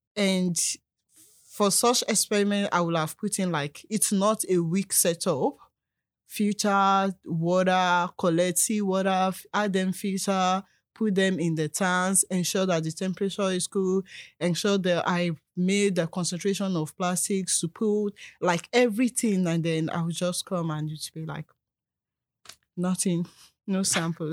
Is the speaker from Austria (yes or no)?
no; Nigeria; moved away as an adult; also born or lived in South Africa; now in Canada; I'm a Nigerian